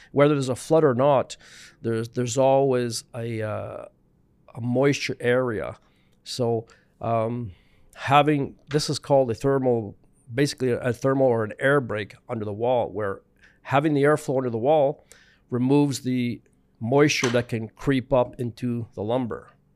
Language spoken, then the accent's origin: English; Montreal, Quebec, Canada; also born or lived in British Columbia / Prince Edward Island; born in B C, living in Montreal, grew up in Montreal, West Island